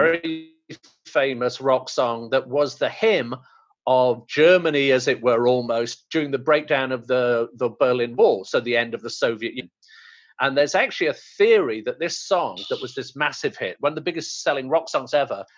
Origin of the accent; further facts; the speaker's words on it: India; I'm Indian